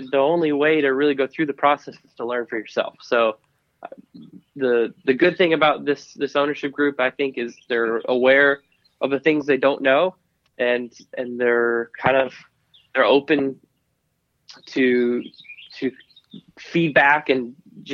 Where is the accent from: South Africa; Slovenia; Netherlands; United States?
United States; Cedar Rapids, Iowa; I grew up in Iowa, and, you know, Iowa is a great state for motorsports